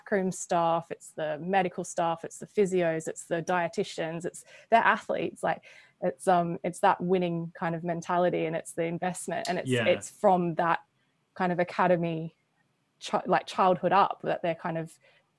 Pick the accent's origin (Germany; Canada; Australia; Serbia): Australia; I'm Australian